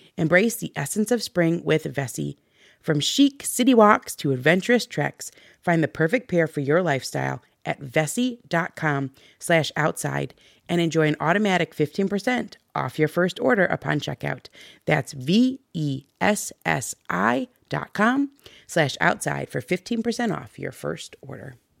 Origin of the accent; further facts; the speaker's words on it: Michigan, United States; we're from Michigan